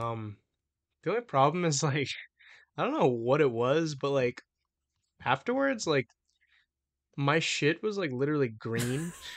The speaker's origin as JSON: {"language": "English", "town": "New Orleans", "region": "Louisiana", "country": "United States", "said": "I'm from New Orleans"}